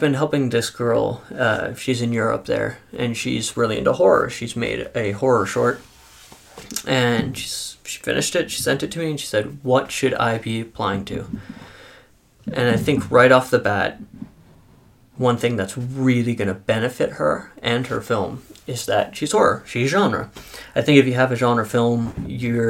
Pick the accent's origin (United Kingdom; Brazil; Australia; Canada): Canada; we're Canadian